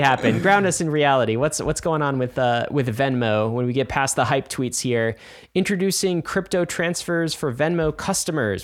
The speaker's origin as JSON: {"language": "English", "country": "United States", "said": "I'm an American"}